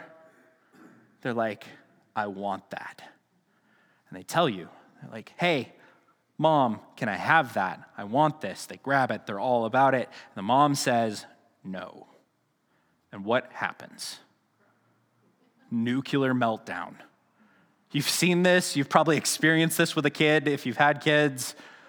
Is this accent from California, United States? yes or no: no; Hagerman, Idaho, United States; Now, I remember growing up in Hagerman, the stores closed really early, so there was a couple of times where Mom was making a pie late at night, and we had to run down to Grandma's to get some tapioca